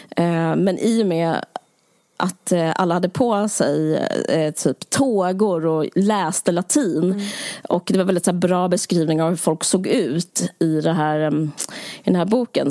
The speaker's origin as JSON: {"language": "Swedish", "country": "Sweden", "said": "Som svensk"}